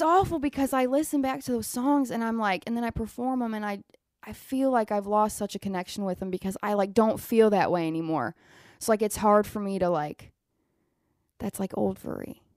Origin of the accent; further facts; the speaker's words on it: Willard, Ohio, United States; accent: Southern twang; I'm from Willard, I'm forty minutes away